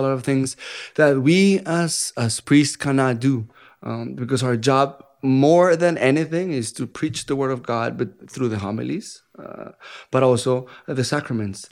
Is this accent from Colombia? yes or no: yes; Bogotá, Colombia; English is a second language; moved away as an adult; now in Dallas, United States; I'm from Colombia, first country in South America